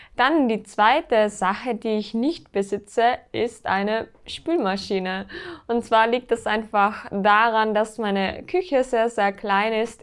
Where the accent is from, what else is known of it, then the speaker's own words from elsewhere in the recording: Austria; bei uns in Österreich